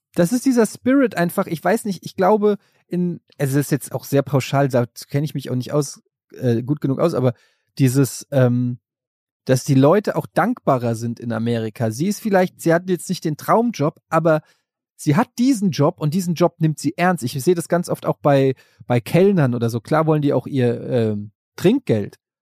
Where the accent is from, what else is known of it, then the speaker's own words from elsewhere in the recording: Germany; ich als Deutscher